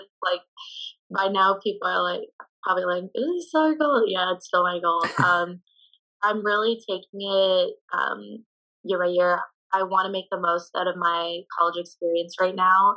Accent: Canada; moved away

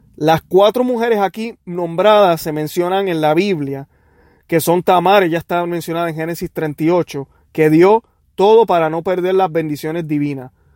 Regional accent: Puerto Rico; como decimos los puertorriqueños

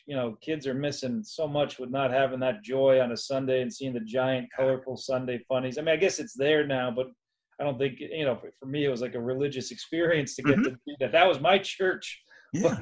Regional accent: Massachusetts, United States; moved away as an adult; also born or lived in Grafton, Massachusetts / Ohio / New York City; I grew up in Massachusetts. Started in a small town called Grafton. a very small kind of just country town, and then moved a little closer to Boston. And yeah, I spent all of my childhood there.

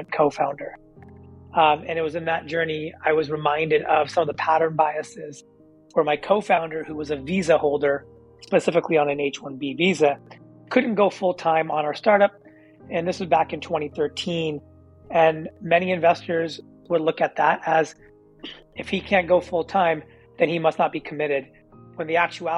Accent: Silicon Valley, California, United States; being a kid born and raised in Silicon Valley

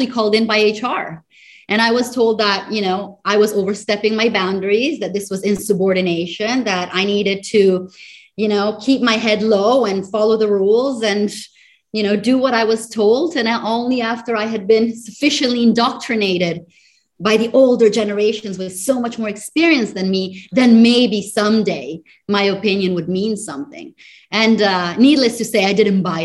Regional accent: Italy; moved away as an adult; also born or lived in United States; now in Singapore; I am originally from Italy, but have been spending my professional life between Europe, the United States, and as of the last 10 years here in Singapore

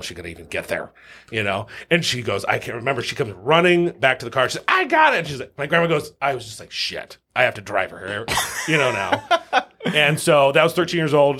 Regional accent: Lincoln, Nebraska, United States; also born or lived in Omaha, Nebraska; born and raised in Lincoln, Nebraska, um, by a single mom

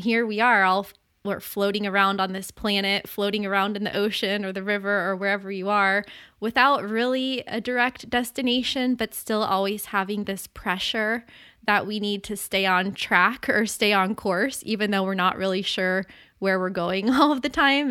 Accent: Florida, United States; growing up in Florida and surfing my whole life

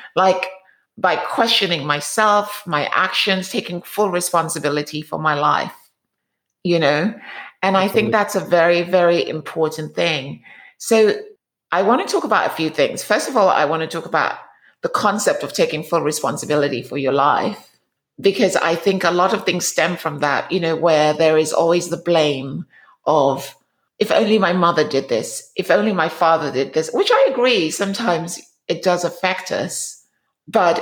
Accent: England, United Kingdom; now in United States; I'm from England, and my parents, at least one of my parents, is from Africa.

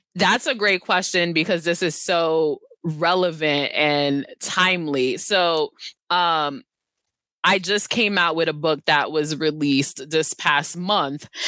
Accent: New York City, New York, United States; I was born and raised in Brooklyn, New York

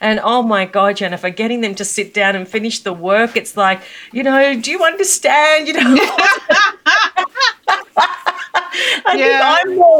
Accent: Australia; also born or lived in Melbourne, Australia; you can tell from my accent that I'm from Australia, and I live in Melbourne, Australia.

